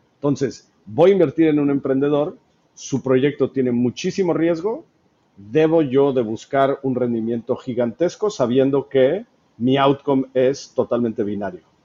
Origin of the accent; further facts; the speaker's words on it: Mexico; soy mexicano